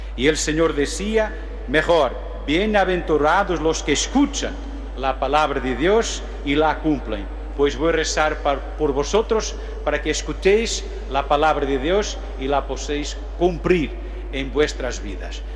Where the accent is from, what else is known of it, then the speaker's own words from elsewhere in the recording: Portugal; Spanish is a second language; Yo soy un portugués